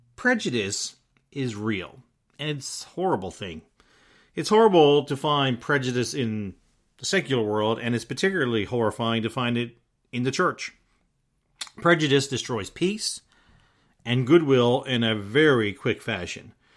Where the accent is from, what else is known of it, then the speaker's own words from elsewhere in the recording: Newfoundland and Labrador, Canada; myself growing up in Newfoundland